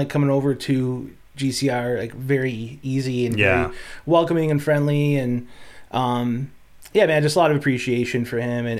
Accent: Buffalo, New York, United States; growing up in Buffalo, you know, it was like every radio station plays

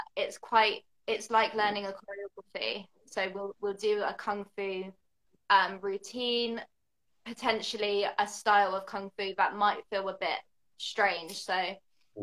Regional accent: the south of England, United Kingdom; now in London, United Kingdom; I'm in London, although I'm not actually from London. I'm from the south of England.

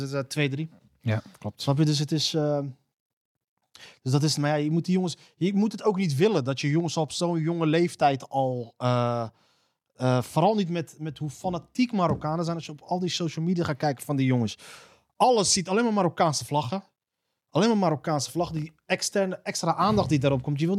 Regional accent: Randstad, Netherlands; ik kom uit de Randstad en daar heb je dus, omdat het daar super druk is, heb zelf spliksplinter nieuwe treinen staan

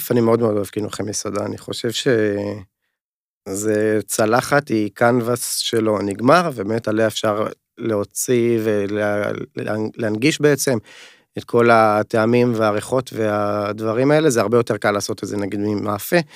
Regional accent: North, Israel; אנחנו שנינו מהצפון, שחף גם מהצפון

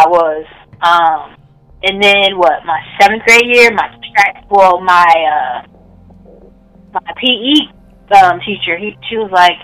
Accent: Lima, Ohio, United States; my hometown, it's pretty small. But a lot of hoopers come from Lima.

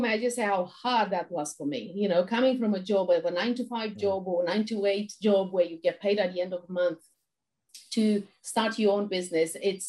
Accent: Romania; moved away; I was born in Romania during the communist times.

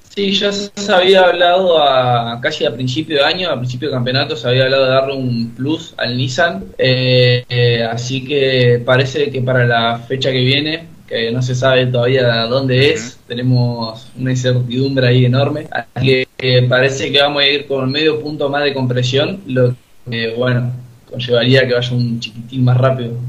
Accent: Río Gallegos, Santa Cruz, Argentina; moved away as an adult; now in Buenos Aires, Argentina; yo ahora sí estoy viviendo acá en Buenos Aires por el estudio. Soy de eh, gallego, allá del de sur, bien lejos

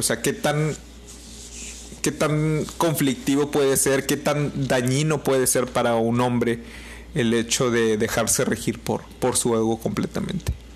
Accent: Mexico; somos mexicanos

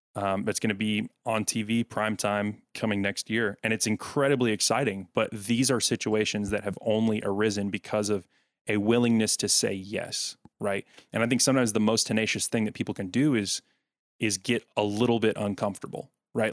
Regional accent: Smyrna, Tennessee, United States; now in Nashville, United States; the Smyrna Laverne area in Rutherford County in Tennessee, that's where I grew up

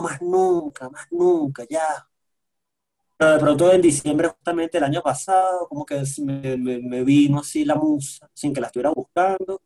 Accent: Venezuela; moved away as an adult; now in Quito, Ecuador; los venezolanos somos muy confianzudos, somos gritones, somos groseros

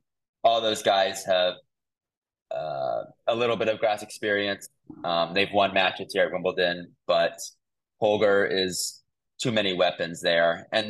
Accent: United States; As an American

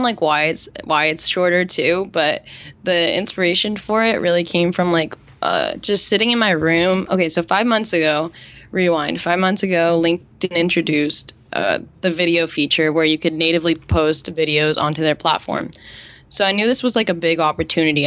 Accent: New Jersey, United States; moved away as an adult; now in California, United States; growing up in New Jersey

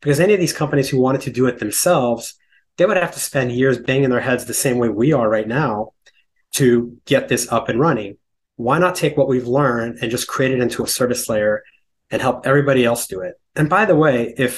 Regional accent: California, United States; moved away as an adult; now in New York City, United States; I grew up in California. I moved to New York in 2001 on Wall Street.

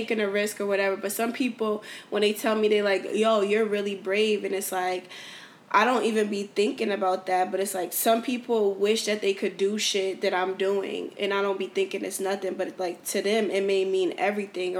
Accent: New Haven, Connecticut, United States; moved away as an adult; now in Houston, United States; I'm from New Haven, Connecticut

